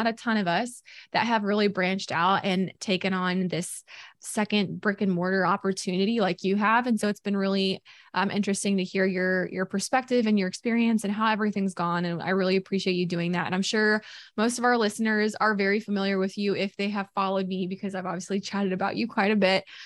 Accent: Boonville, Missouri, United States; moved away; I'm from Missouri originally. Mm-hmm. So I grew up going down to the Lake of the Ozarks every summer

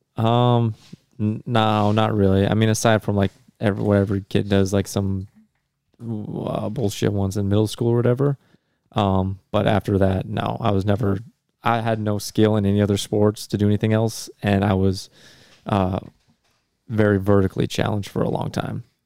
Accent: North Dakota, United States; North Dakota.

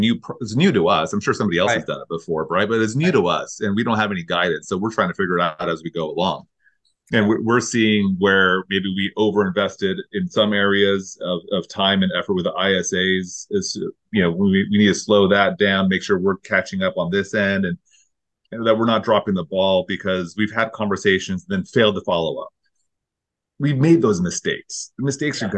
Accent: Pacific Grove, California, United States; that's like my hometown too

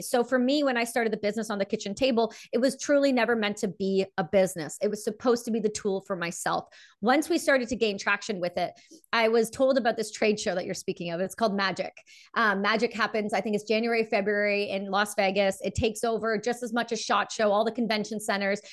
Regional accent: Canada; I'm a Canadian veteran

